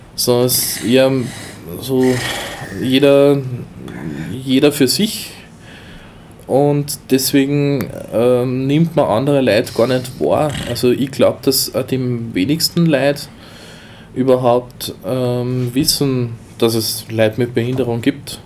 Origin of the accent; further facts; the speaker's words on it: Austria; bei uns in Österreich